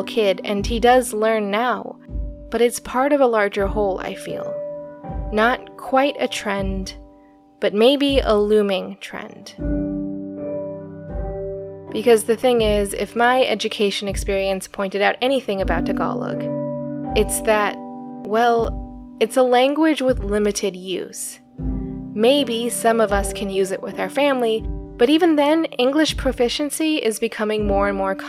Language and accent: English; American Southwest, United States; I grew up in the American Southwest